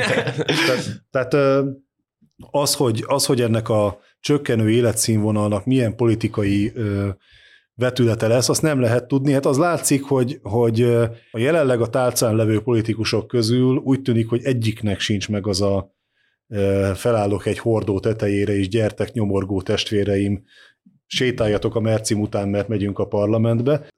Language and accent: Hungarian; Eastern Hungary, Hungary; Kelet-Magyarországon, ahonnan én származom